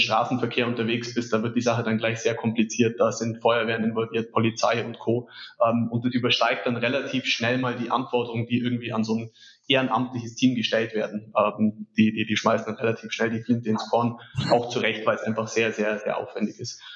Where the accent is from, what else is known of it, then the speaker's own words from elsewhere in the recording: Allgäu, Germany; bei uns im Allgäu